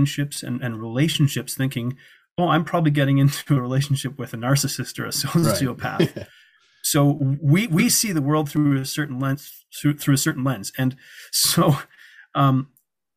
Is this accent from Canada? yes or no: yes; Canada; They didn't know I was from Canada